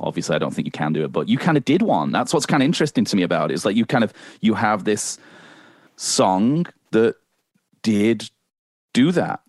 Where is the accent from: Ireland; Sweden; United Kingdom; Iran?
United Kingdom; moved away as an adult; now in Canada; I'm British, so it's not really in our cultural kind of canon like it is here